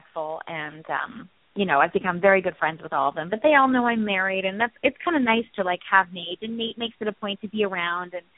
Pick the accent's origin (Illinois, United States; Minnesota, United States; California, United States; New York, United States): Minnesota, United States; I'm from Minnesota